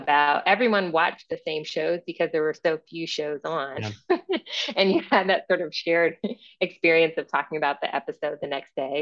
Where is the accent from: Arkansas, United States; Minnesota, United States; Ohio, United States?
Ohio, United States; Akron; I grew up in Akron